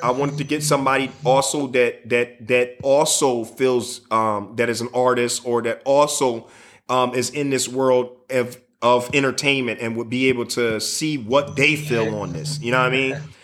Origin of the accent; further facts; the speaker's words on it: Chicago, Illinois, United States; I'm from Chicago